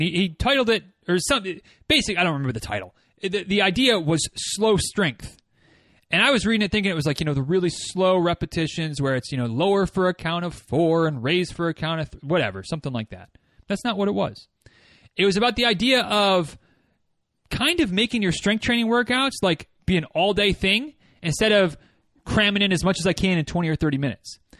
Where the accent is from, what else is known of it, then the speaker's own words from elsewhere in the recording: Northern Michigan, United States; moved away; my hometown